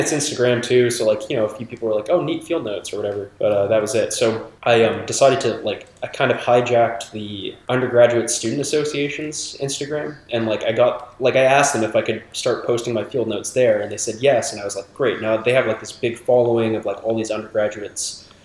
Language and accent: English; Toronto, Ontario, Canada; moved away as an adult; now in Montreal, Canada; I grew up in Toronto